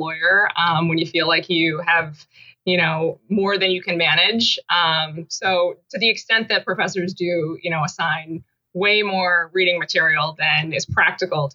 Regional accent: Syracuse, New York, United States; also born or lived in West Coast; I grew up in Syracuse

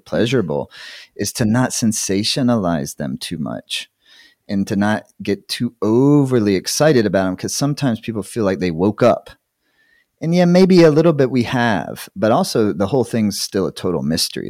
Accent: South Carolina, United States; moved away as an adult; also born or lived in Tennessee; I grew up in the Southeast United States in the eighties

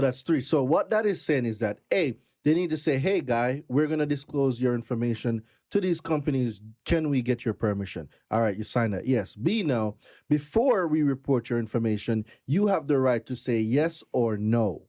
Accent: Jamaica; moved away as an adult; also born or lived in Brooklyn, New York; now in United States; I am not from America. I'm Jamaican. I've been in this country going thirteen years now

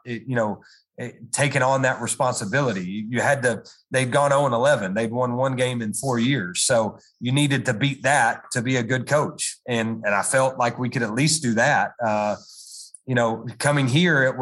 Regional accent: Chattanooga, Tennessee, United States; my hometown of Chattanooga

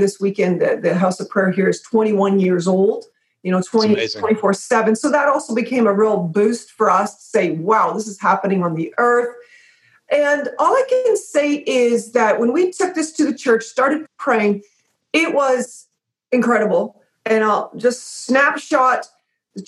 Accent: Stratford, Ontario, Canada; moved away as an adult; also born or lived in Toronto, Canada; now in United States; my hometown, which is a place called Stratford, Ontario

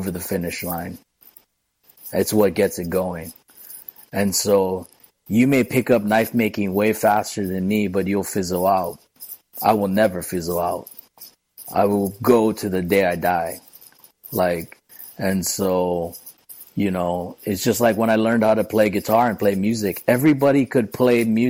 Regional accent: Hawaii, United States; also born or lived in Hilo; local person born and raised in Hawaii

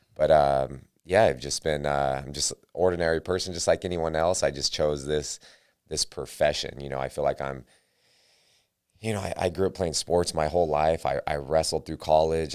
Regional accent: Sacramento, California, United States; I'm from Sacramento

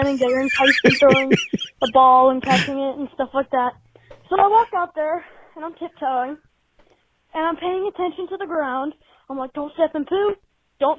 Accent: Trenton, Ohio, United States; I'm from Trenton in Ohio.

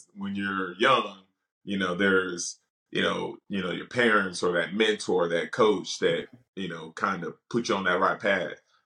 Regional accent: Dallas, Texas, United States; I'm from Dallas, so live here in Dallas.

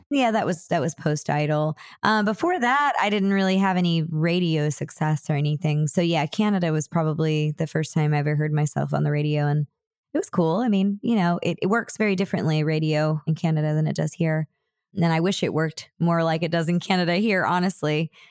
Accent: Houston, Texas, United States; moved away; I was born in Houston

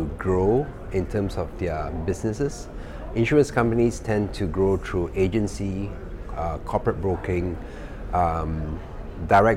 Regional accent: Singapore; also born or lived in Kuala Lumpur, Malaysia; I'm Singaporean

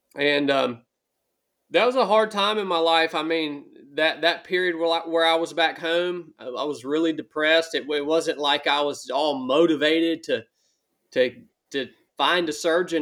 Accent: Northwest Georgia, United States; moved away as an adult; as a young man, I grew up in Northwest Georgia

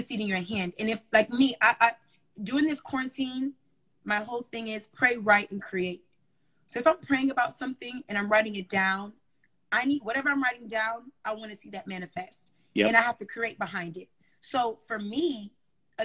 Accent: Miami, Florida, United States; moved away as an adult; also born or lived in Raleigh; I'm from Miami originally

